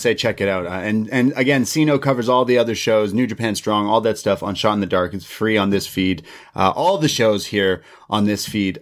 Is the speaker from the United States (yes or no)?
no; Canada; me as a Canadian